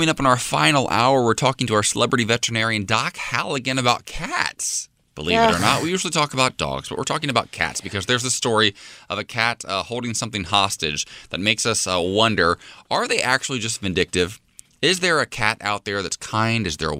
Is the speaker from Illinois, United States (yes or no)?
no; Ohio, United States; moved away; my home state of Ohio